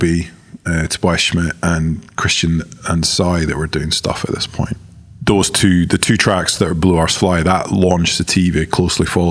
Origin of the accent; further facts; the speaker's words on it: the Highlands or Edinburgh, Scotland, United Kingdom; Brighton is quite different to growing up in the Highlands or Edinburgh